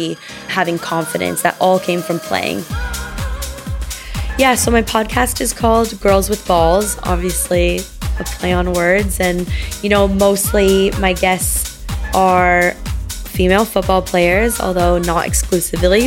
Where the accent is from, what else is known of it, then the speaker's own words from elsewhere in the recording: Los Angeles, California, United States; I'm from Los Angeles, California